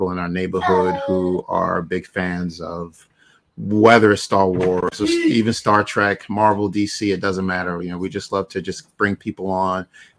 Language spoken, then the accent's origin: English; Barbados; moved away; I was born in Barbados